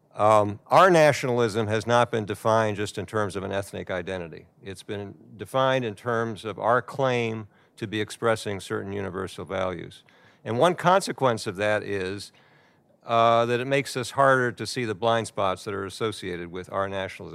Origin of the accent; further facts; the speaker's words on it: United States; I'm American